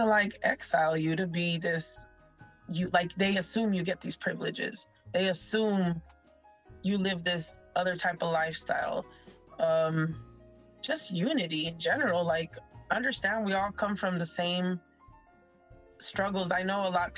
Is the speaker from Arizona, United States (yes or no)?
yes; Tucson, Arizona, United States; we grew up in South Tucson in Barrio Libre